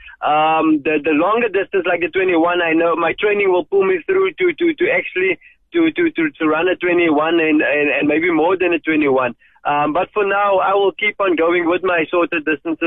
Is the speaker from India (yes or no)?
no; George, Western Cape, South Africa; I grew up in George. I grew up in a colored location just outside George Buckelsdorp.